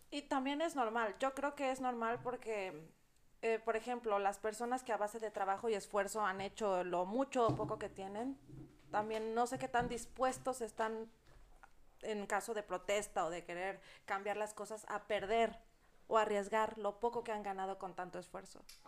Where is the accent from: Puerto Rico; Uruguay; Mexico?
Mexico; orgullo de decirme mexicana también